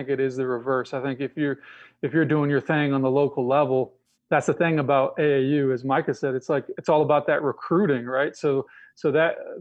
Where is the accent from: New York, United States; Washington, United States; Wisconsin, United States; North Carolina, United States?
North Carolina, United States; Chapel Hill; growing up in Chapel Hill